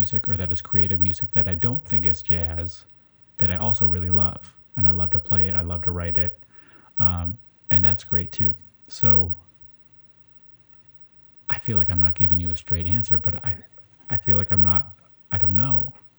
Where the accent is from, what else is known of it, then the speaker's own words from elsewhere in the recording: Seattle, Washington, United States; moved away; also born or lived in New York; growing up in Seattle and then in New York